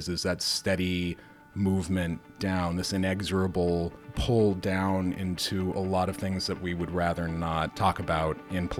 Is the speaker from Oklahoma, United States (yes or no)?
no; Moscow, Idaho, United States; moved away; I grew up right on the border of Washington State in a town called Moscow, which is... it's a college town. And yeah, my family's still there. My family goes back pretty far in that town, back to just after the Civil War.